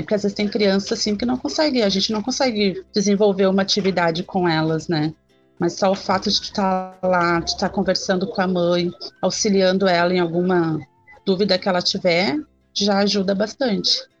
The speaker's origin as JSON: {"language": "Portuguese", "town": "Gravataí", "region": "Rio Grande do Sul", "country": "Brazil", "said": "eu sou de Gravataí"}